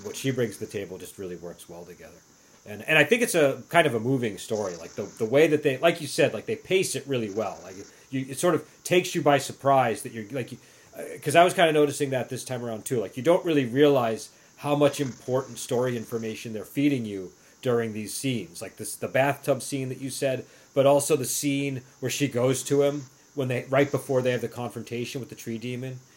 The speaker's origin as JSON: {"language": "English", "region": "New England", "country": "United States", "accent": "New England", "said": "my New English accent"}